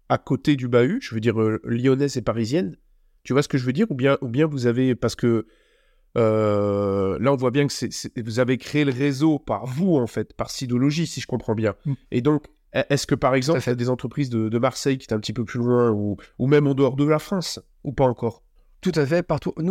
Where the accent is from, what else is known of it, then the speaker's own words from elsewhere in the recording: Belgium; Je suis belge.